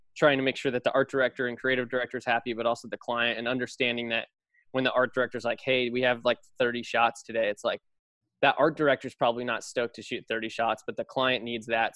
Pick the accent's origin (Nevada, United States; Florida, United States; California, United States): California, United States; Los Altos; moved away as an adult; now in New York, United States; I grew up in the Bay Area in Los Altos, um, right near Apple